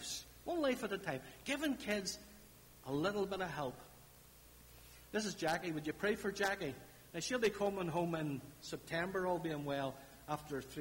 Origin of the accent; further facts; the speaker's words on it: Larne, Northern Ireland, United Kingdom; I'm from Larne. We talk about foots down in Larne